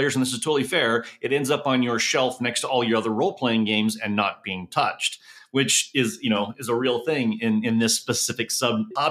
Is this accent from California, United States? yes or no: yes; Southern California, United States; also born or lived in Oklahoma; I grew up in Southern California and I heard coyote all the time.